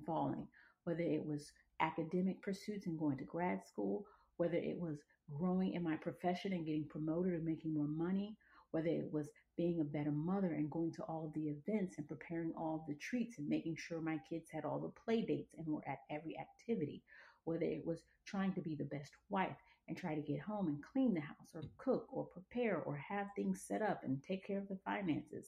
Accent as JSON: {"language": "English", "town": "Atlanta", "region": "Georgia", "country": "United States", "tie": "born or raised there", "also_born_or_lived": "Monrovia, Liberia / Los Angeles, California", "moved": "as an adult", "said": "I was born in Monrovia, Liberia, and raised in Atlanta, Georgia. I spent the bulk of my life actually in the South"}